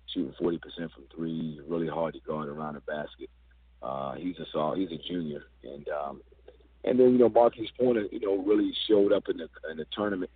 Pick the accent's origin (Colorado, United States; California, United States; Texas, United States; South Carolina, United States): South Carolina, United States; Charleston; also born or lived in Milledgeville, Georgia; I grew up in Charleston, South Carolina, but I played college ball in Milledgeville, Georgia.